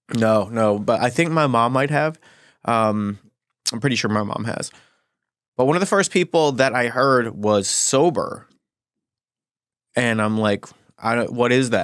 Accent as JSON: {"language": "English", "town": "Gary", "region": "Indiana", "country": "United States", "moved": "yes", "said": "I'm actually from Gary, Indiana"}